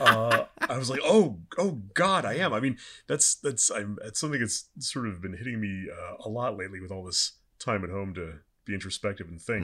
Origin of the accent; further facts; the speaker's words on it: Southern California, United States; now in Los Angeles, United States; I'm from Southern California